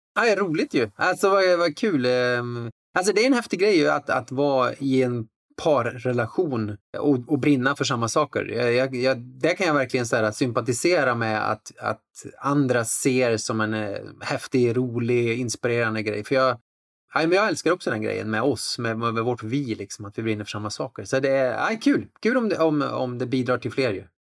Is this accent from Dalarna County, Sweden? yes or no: no; Värmland, Sweden; så växte jag upp liksom på en plats med, med, intressen som inte liksom rymdes i den stereotypa boxen. En bruksort i Värmland